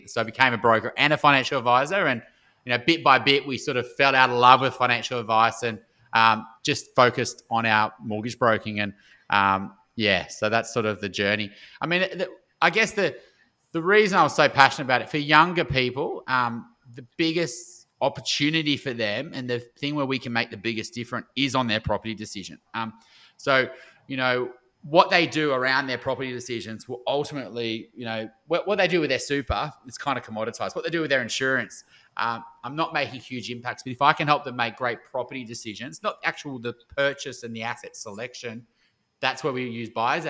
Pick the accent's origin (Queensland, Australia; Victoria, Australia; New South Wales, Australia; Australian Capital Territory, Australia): Victoria, Australia; Melbourne; born there; now in Sydney, Australia; Live in Sydney, but I was born in Melbourne and travelled around a lot.